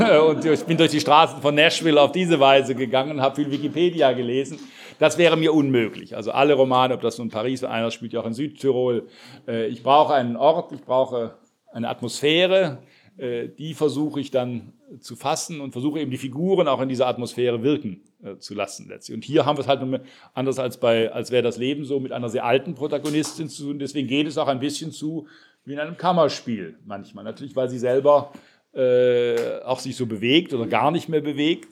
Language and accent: German; Heilbronn, Baden-Württemberg, Germany; meine Jugend in Heilbronn